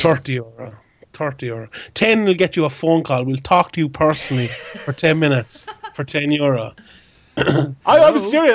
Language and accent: English; Ireland; an Irish MMA reporter